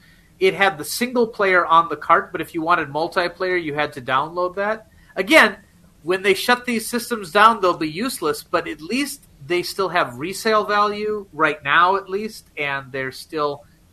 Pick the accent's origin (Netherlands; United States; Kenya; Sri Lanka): United States; now in Japan; I'm American.